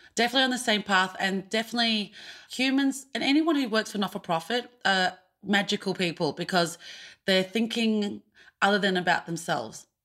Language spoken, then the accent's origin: English; Australia; being an Australian Asian actor